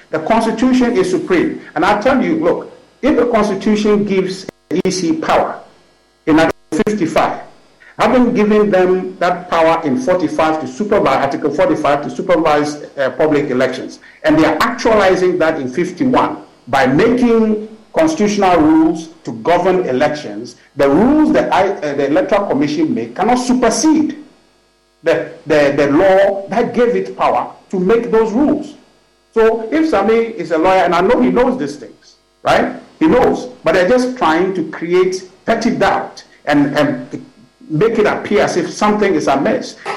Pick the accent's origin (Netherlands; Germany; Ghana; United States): Ghana; Well, unfortunately, I'm a Ghanaian.